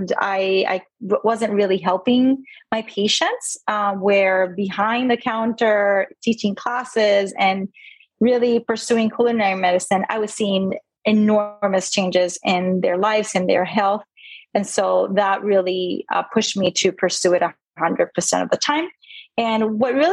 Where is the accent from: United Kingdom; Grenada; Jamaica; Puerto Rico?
Puerto Rico; moved away as an adult; also born or lived in Indiana / Maryland / Pennsylvania; now in Sarasota, United States; So I was born and raised in Puerto Rico. And I actually left when I was 18 to go to college at Purdue University.